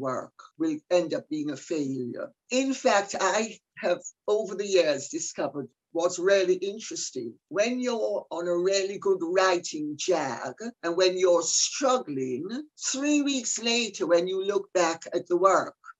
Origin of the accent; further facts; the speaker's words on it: Jamaica; I'm Jamaican